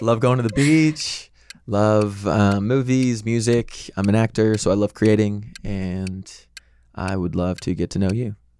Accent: St. Louis, Missouri, United States; now in Los Angeles, United States; I am from Missouri, from Saint Louis

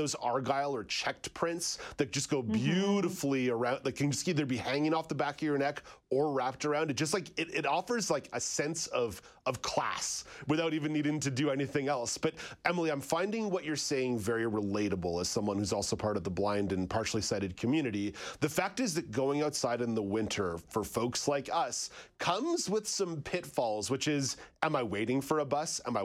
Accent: Montreal, Quebec, Canada; also born or lived in Ottawa; now in Southern Ontario, Canada; I grew up in Montreal

